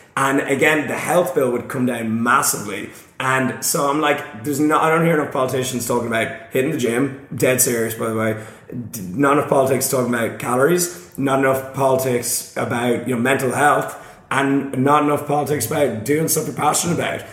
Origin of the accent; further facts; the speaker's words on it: Ireland; I'm from Ireland.